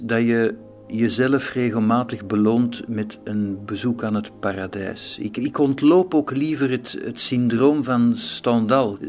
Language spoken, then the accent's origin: Dutch; Belgium; want dat zou ik zijn als Belg